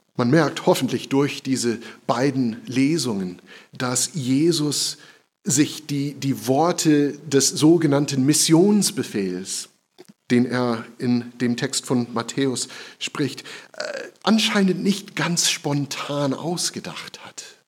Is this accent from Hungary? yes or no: no; United States; German is a second language; now in Germany; In meiner Heimat, in den USA